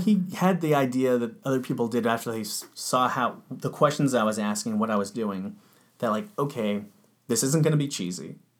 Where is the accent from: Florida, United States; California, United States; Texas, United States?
California, United States; Orange County; I grew up in Orange County